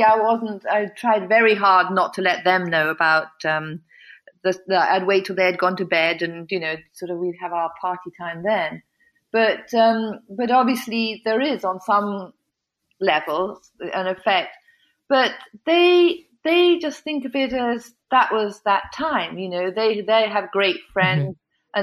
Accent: England, United Kingdom; moved away; also born or lived in United States; my home country

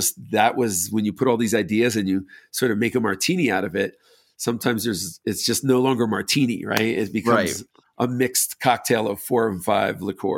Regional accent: New York, United States; moved away; growing up in New York, I loved just repurposed old buildings.

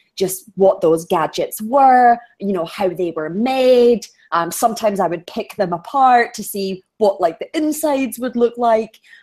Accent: Edinburgh, Scotland, United Kingdom; accent: Scottish; I was born in Scotland, raised in Scotland

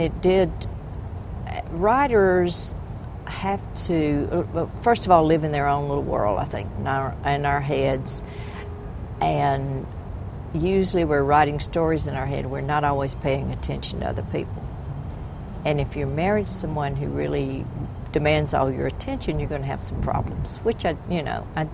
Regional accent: the South, United States; I am a Southerner.

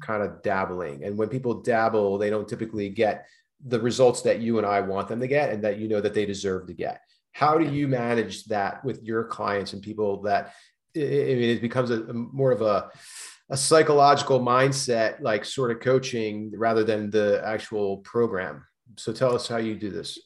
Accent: East Coast, United States; now in California, United States; I grew up on the East Coast

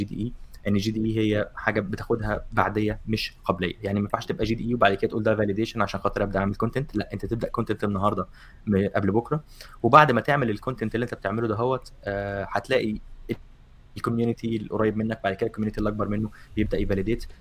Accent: Egypt; moved away; كواحد مصري

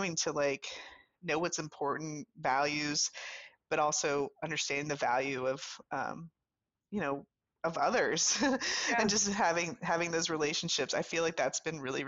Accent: South Louisiana, United States; moved away as an adult; also born or lived in New York City / Virginia; I'm from the deep south. I'm from South Louisiana.

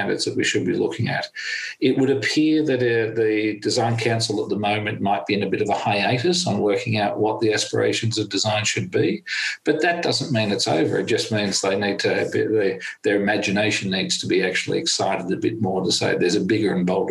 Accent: Australia; as an Australian

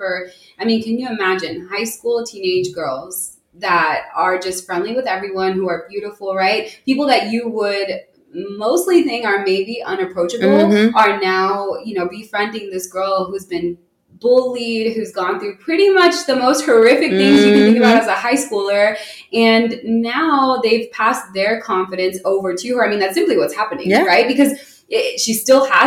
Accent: Houston, Texas, United States; I grew up in Clearlake

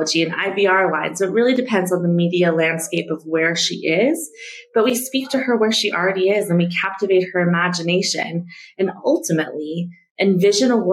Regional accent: Denver, Colorado, United States; moved away as an adult; now in Nairobi, Kenya; I grew up in Denver, Colorado

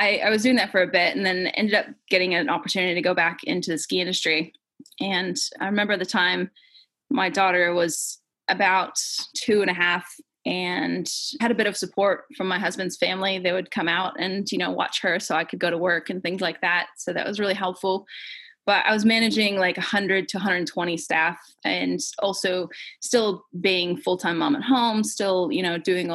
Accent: Maine, United States; moved away as an adult; now in New Zealand; growing up in Maine

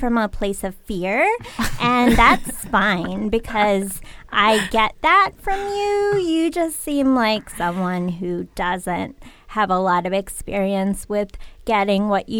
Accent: Connecticut, United States; I am from Connecticut

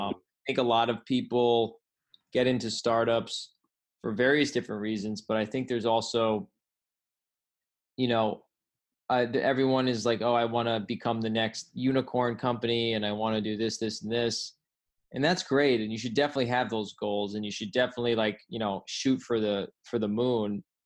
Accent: Rhode Island, United States; now in California, United States; When I came out to California from Rhode Island, you know, a lot of people thought I was going to be back in 1 month.

